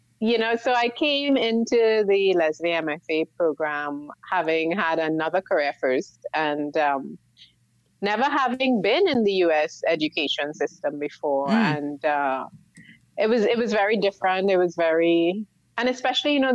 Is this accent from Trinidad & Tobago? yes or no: yes; San Fernando, Trinidad & Tobago; moved away; I was born and I grew up in South Trinidad in the what we call the second city, San Fernando